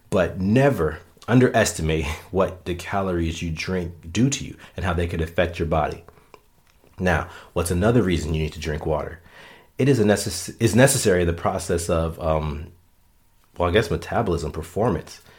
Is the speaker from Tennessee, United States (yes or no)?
no; Florida, United States; now in Minnesota, United States; Hey, I came from Florida to Minnesota and met more people that played sand volleyball in Minnesota than I knew in Florida.